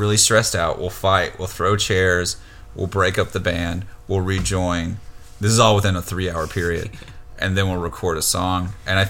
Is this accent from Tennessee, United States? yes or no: yes; Tennessee, United States; now in New York, United States; We grew up in Tennessee together